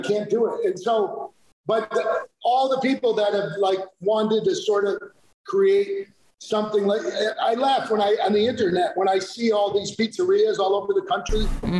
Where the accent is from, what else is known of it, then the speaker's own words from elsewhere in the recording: United States; also born or lived in New Jersey / Western New York / Naples, Italy; now in Atlanta, United States; I grew up a little in Jersey and a little in Western New York